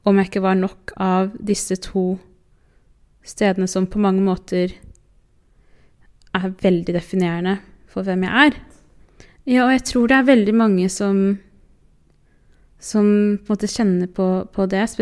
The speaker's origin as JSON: {"language": "Norwegian", "region": "Oslo", "country": "Norway", "said": "nå er jeg hun fra Groruddalen, og nå er jeg hun fra Årvoll, og nå er jeg hun fra Oslo, og nå er jeg hun ene mørke venninna."}